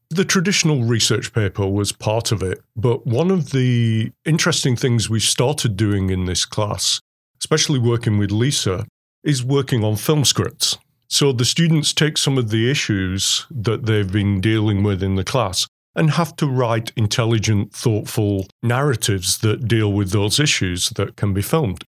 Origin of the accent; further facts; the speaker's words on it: England, United Kingdom; now in Oswego, United States; I'm English